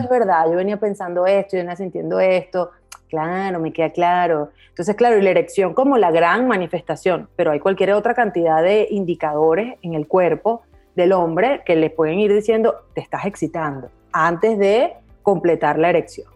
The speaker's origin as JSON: {"language": "Spanish", "country": "Venezuela", "tie": "born or raised there", "said": "crecí en Latinoamérica, crecí en Venezuela puntualmente"}